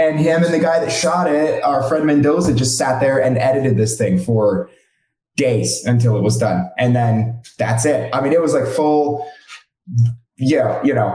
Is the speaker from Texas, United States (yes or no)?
no; Phoenix, Arizona, United States; now in Los Angeles, United States; I'm actually from Phoenix, like you guys. And I moved out